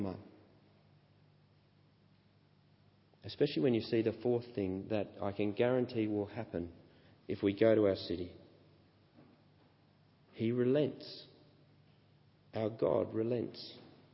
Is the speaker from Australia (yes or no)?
yes; Australia; growing up in Australian beaches